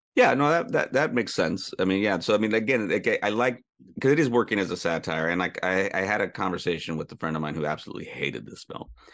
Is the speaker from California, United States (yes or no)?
yes; Sonoma County, California, United States; growing up in Sonoma County